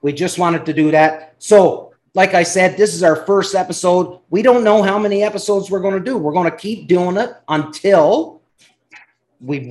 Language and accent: English; Canada; I'm from Canada where our provinces are massive